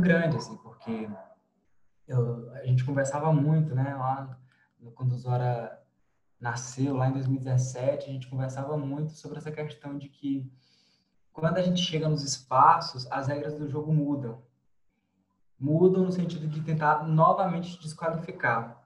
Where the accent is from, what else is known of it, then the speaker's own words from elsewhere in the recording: Piauí, Brazil; moved away as an adult; now in Brasília, Brazil; sou piauiense, fiz graduação em Ciências Sociais na, na Federal do Piauí